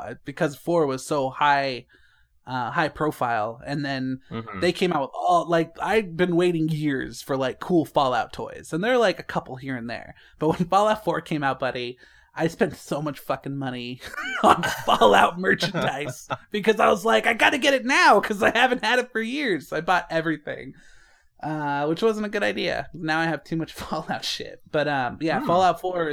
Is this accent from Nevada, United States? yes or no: yes; Las Vegas, Nevada, United States; I'm from the Vegas.